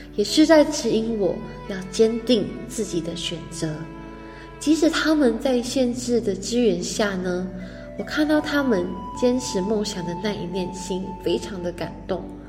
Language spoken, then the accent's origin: Chinese; Malaysia; moved away as an adult; now in Hualien, Taiwan; 来自马来西亚